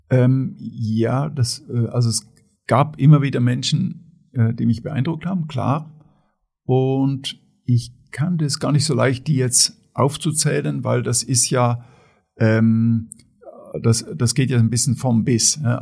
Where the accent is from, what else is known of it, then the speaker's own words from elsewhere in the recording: Switzerland; ich komme aus der Schweiz, ja. also aus einem wohlhabenden demokratischen Land in Mitteleuropa, bin in einer wohlhabenden, aber sehr bescheidenen Familie aufgewachsen.